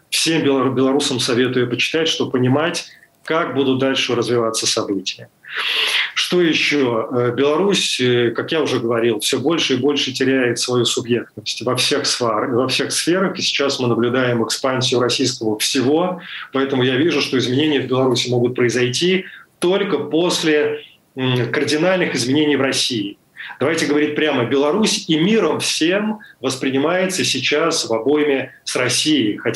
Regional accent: Kyiv, Ukraine; и Киев для меня был знакомый более чем знакомый это мой второй город мой родной город поэтому там было легче.

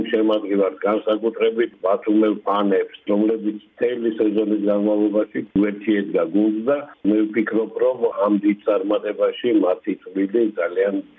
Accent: Batumi, Adjara, Georgia; მე როგორც ბათუმელი კაცი

